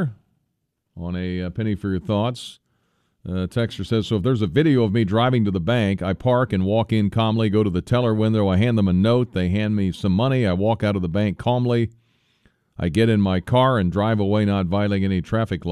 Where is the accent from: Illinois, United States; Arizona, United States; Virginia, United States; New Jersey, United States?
Illinois, United States; Tolono; my hometown of Tolono